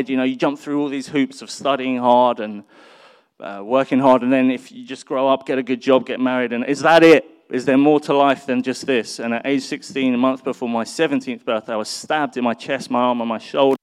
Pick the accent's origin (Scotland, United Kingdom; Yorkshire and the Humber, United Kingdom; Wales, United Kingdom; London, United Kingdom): London, United Kingdom; I was born in North London